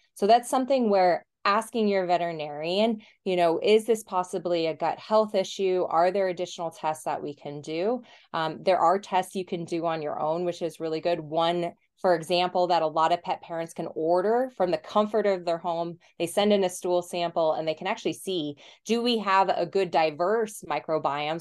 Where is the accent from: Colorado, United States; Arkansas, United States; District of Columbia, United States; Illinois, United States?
Colorado, United States; moved away as an adult; also born or lived in New Zealand; I'm from Colorado originally